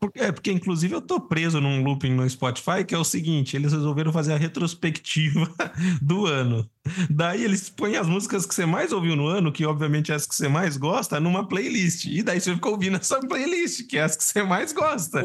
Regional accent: Brazil; como sendo brasileiro de um país de terceiro

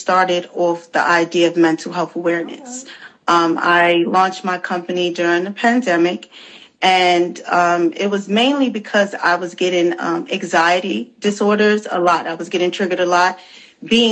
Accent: New York City, New York, United States; I'm born and raised in the Bronx.

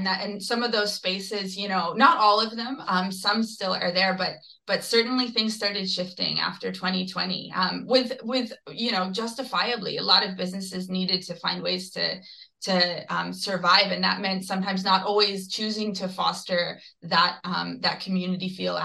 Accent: Georgetown, Ontario, Canada; now in Toronto, Canada; both Philippe and I grew up in Georgetown, Ontario

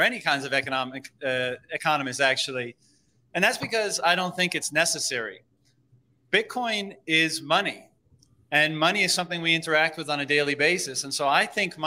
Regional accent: Canada; as a Canadian

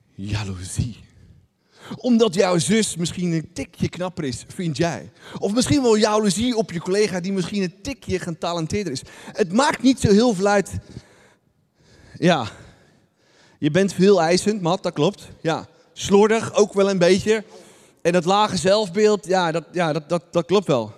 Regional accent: Netherlands; Wij zijn echte Nederlanders.

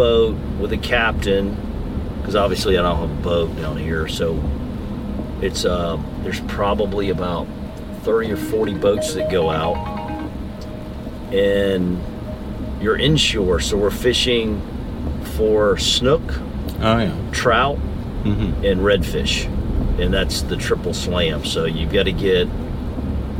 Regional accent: South Carolina, United States; also born or lived in Charleston, South Carolina; now in Georgia, United States; I grew up fishing in South Carolina on the coast

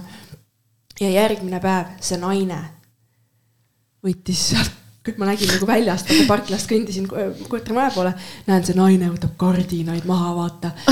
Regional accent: Estonia; ma olen eestlane

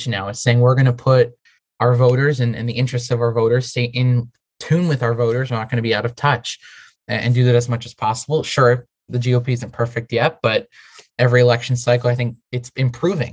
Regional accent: Portugal; now in United States; I grew up in Portugal

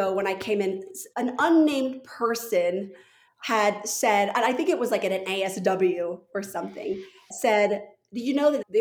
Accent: Santa Fe, New Mexico, United States; moved away; also born or lived in Washington, D.C. / Park City, Utah; I grew up in Santa Fe, New Mexico

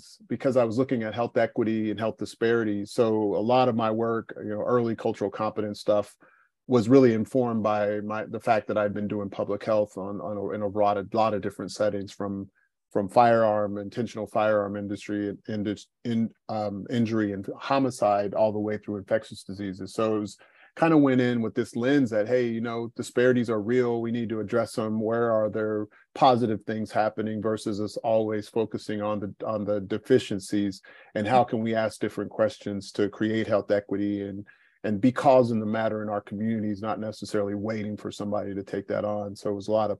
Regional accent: Topeka, Kansas, United States; moved away as an adult; also born or lived in Atlanta; now in Basel, Switzerland; I was born and raised in Topeka, Kansas

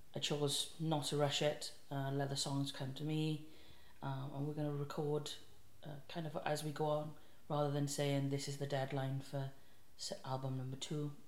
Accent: South Wales, United Kingdom; if you can't tell by my wonderful accent, I'm from South Wales

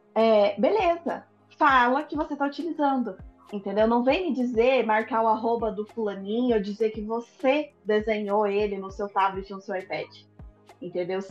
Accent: Brazil; sou brasileira

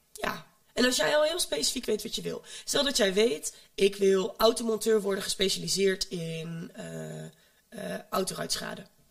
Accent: home town near Almelo, Overijssel, Netherlands; uit de woonplaats waar ik vandaan kom, daar hadden ze geen M B O. Daar hadden ze alleen de middelbare school. Maar er zat wel een M B O gevestigd in Almelo.

